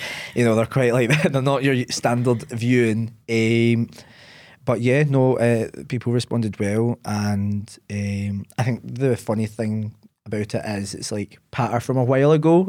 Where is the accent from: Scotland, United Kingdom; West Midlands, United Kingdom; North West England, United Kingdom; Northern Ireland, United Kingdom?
Scotland, United Kingdom; Ayr; also born or lived in Glasgow; I grew up in the sunny seaside town of Ayr.